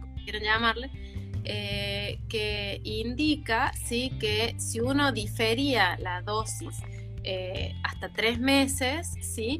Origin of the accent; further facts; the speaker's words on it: La Rioja, Argentina; moved away; also born or lived in Córdoba; en realidad estudié en, Córdoba, pero yo soy de La Rioja, de Chile